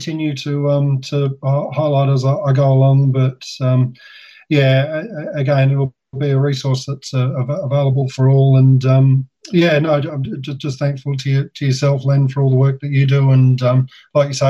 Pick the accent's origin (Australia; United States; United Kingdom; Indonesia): Australia; I'm Australian, and I appreciate that. You know, the country which I'm from, Australia